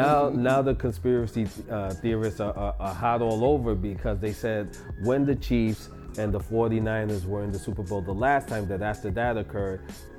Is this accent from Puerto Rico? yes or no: yes; Puerto Rico; accent: Boricua; Because I'm Boricua. That's my accent.